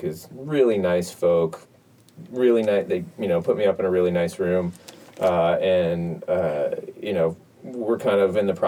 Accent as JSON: {"language": "English", "country": "United States", "said": "I'm an American"}